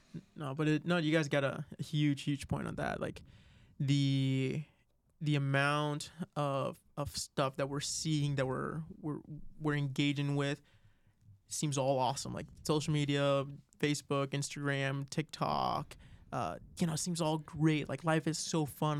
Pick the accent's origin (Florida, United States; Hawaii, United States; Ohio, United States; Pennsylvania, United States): Florida, United States; now in Arizona, United States; I'm originally from Florida